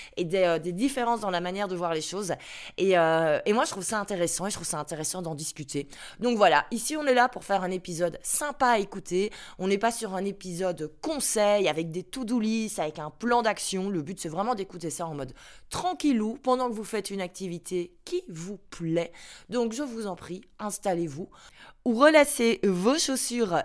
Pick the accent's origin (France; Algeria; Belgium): Belgium; Brussels, Brussels-Capital Region; first language French; je suis bien belge, j'habite à Bruxelles, je suis un pur produit de Belgique. Mon papa est, euh, flamand, sa langue maternelle, c'est donc le néerlandais. Euh, ma maman, elle est, euh, wallonne, sa langue maternelle, c'est donc le français. Et moi, je suis née à Bruxelles